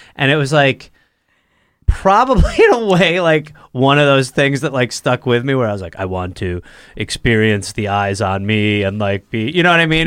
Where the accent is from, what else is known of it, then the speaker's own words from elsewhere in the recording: United States; also born or lived in England; I was raised in America